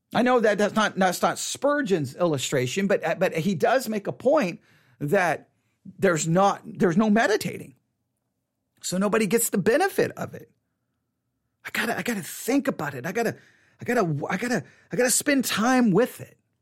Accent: Buffalo Gap, Texas, United States; I grew up in Buffalo Gap, Texas. Grew up in Buffalo Gap, Texas.

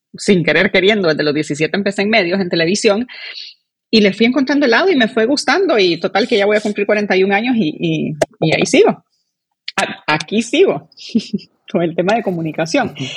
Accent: Honduras; como hondureños

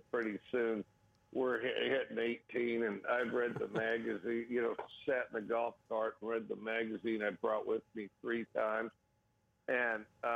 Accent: Wyoming, United States; now in Pullman, United States; I grew up in Wyoming

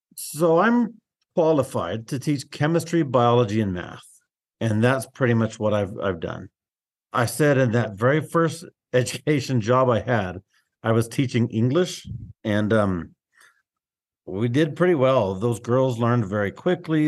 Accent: Globe, Arizona, United States; moved away as an adult; also born or lived in Salome, Arizona / South Phoenix, Arizona; now in Willcox, United States; I grew up outside of Globe on the way to Roosevelt Lake

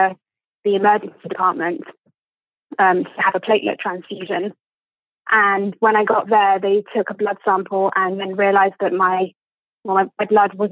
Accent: England, United Kingdom; accent: posh

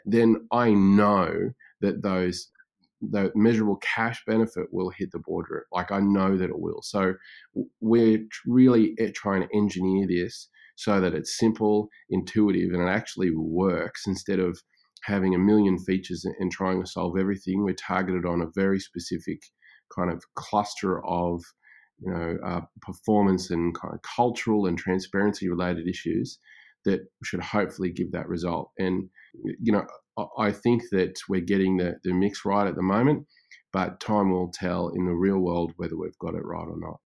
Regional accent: Australia; also born or lived in Brisbane; I am Australian, and obviously, and, uh, based in Brisbane with my family at the moment

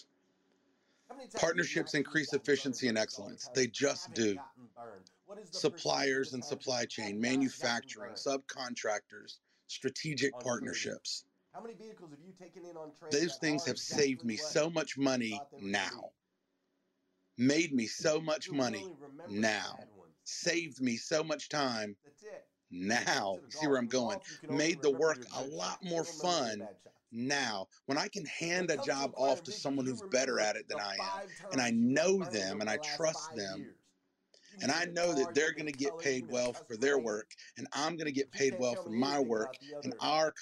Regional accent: the South, United States; I'm from the South

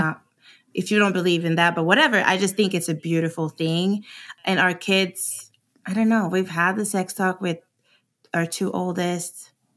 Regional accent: Sweden; moved away as an adult; also born or lived in Arizona, United States; now in United States; I was born and raised in Sweden, and I came to America oh eight 'cause I got a scholarship to run track.

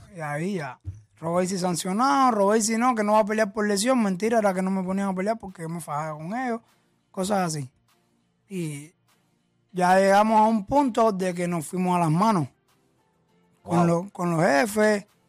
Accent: Cuba; moved away; cómo vivía en Cuba

